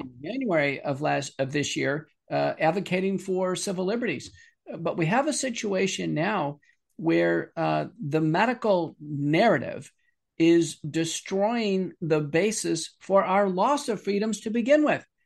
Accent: Buffalo, New York, United States; moved away; I'm originally from Buffalo

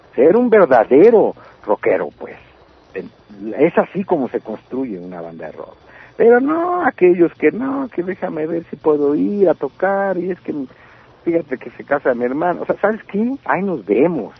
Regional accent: Baja California, Mexico; moved away as an adult; now in Mexico City, Mexico; como en Baja California mismo. Sí. O sea, mi tierra

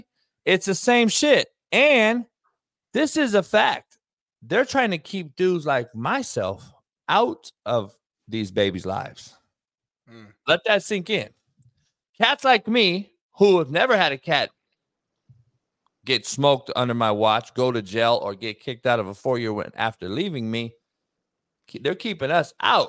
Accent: Compton, California, United States; I grew up in Compton, which in the 80s was the worst city in America

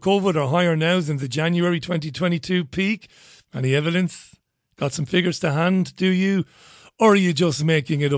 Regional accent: United Kingdom; me being a Brit

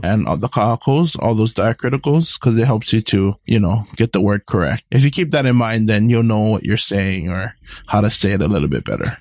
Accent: Hawaii, United States; we all descended from that one taro plant as Hawaiian people

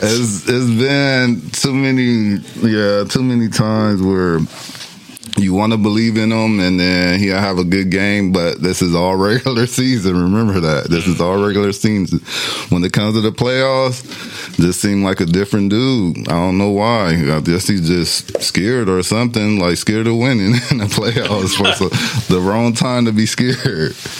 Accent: Long Beach, California, United States; I'm from Long Beach

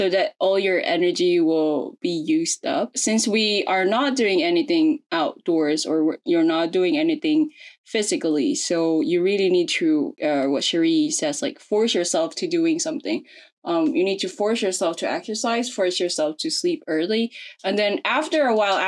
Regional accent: Philippines; I'm from the Philippines

